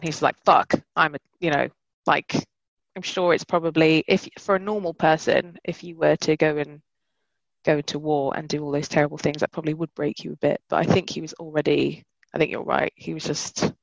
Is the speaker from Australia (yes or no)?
no; London, United Kingdom; moved away; I'm from London